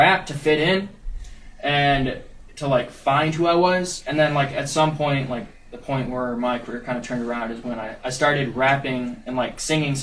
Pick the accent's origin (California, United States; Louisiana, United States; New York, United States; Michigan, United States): Michigan, United States; now in Madison, United States; I'm from Michigan